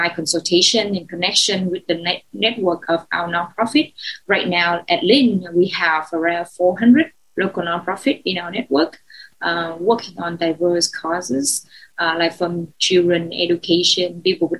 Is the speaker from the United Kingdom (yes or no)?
no; Ho Chi Minh City, Vietnam; English is a second language; I was born in Saigon. I'm Saigonese.